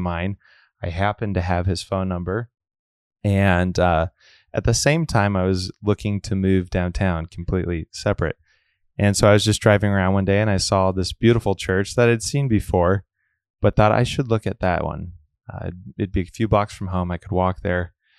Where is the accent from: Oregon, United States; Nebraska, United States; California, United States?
Nebraska, United States; Omaha; born and raised in Omaha, and I grew up in Our Lady of Wards